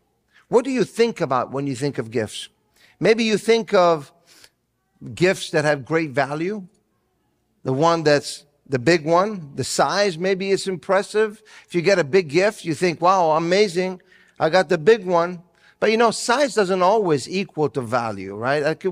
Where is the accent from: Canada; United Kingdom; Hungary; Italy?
Italy; now in United States; growing up in Italy, I did not celebrate Christmas the way that we do here in the United States